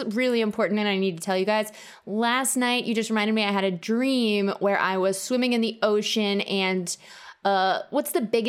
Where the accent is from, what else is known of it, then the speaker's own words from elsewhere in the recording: Midwest, United States; moved away; I grew up in the Midwest